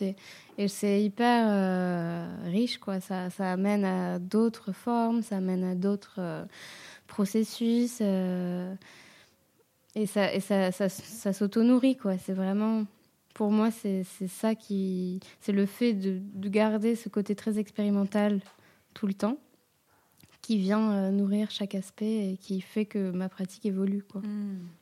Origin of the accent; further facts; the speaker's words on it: Réunion; now in Marseille, France; je suis réunionnaise et du coup, souvent, mon budget voyage tombe dans le budget euh, retour au bercail.